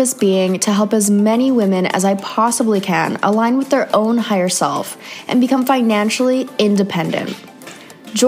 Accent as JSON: {"language": "English", "country": "Canada", "said": "another Canadian girl"}